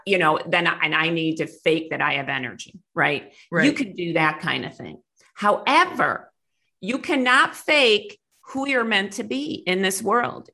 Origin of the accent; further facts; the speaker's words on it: Clarence, New York, United States; moved away; I grew up in outside of Buffalo, New York, in a little town called Clarence